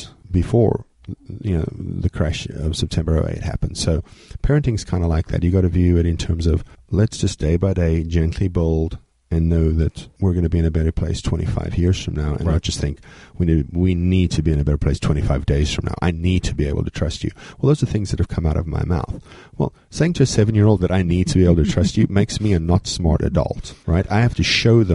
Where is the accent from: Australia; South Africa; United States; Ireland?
South Africa; moved away; I was born in South Africa.